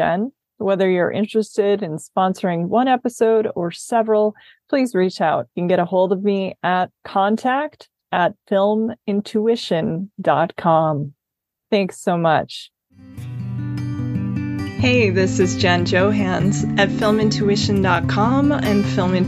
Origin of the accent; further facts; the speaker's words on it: Midwest, United States; I'm from the Midwest